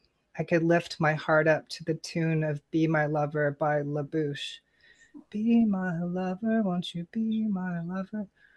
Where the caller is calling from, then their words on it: Goleta, California, United States; I'm broadcasting from Goleta, California, Chumash territory near Santa Barbara.